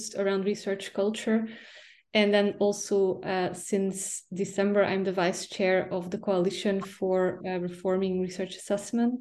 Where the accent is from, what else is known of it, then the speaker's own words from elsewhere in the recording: Belgium; moved away as an adult; also born or lived in Flanders; now in Cambridge, United Kingdom; I'm originally from Belgium